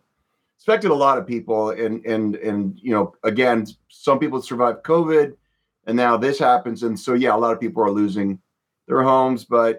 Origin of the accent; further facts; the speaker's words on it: Windsor, Ontario, Canada; moved away; I'm from Windsor originally